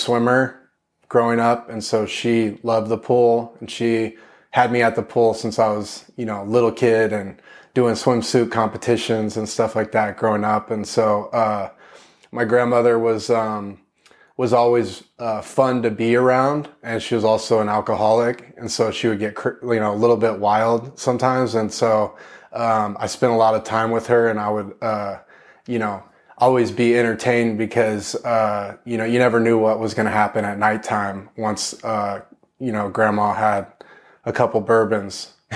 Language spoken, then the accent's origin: English; Corpus Christi, Texas, United States; I was born in East Texas, but when I was young, I moved to, uh, Corpus Christi, Texas